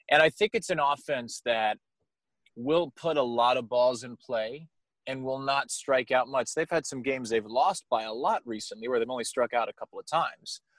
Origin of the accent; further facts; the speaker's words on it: Long Island, New York, United States; I've kind of lost my accent, um, which is a good thing for everyone because I'm from Long Island.